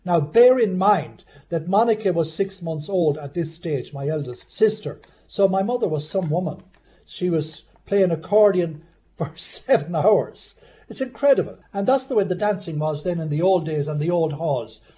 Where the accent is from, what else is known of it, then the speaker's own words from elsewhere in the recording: Jamestown, Leitrim, Ireland; I was born in Jamestown in 1944